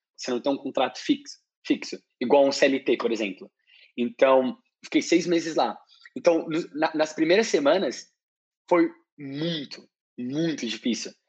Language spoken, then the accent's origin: Portuguese; Brazil; moved away; tenho tantos anos, sou do Brasil